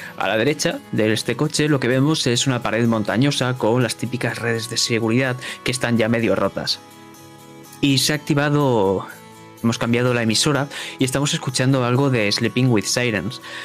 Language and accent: Spanish; Spain; soy de España